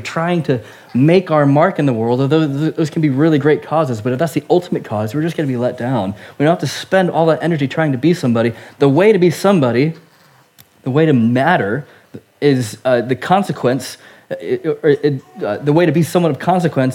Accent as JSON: {"language": "English", "country": "United States", "moved": "yes", "lives_now": "United Kingdom", "said": "as an American living in the UK"}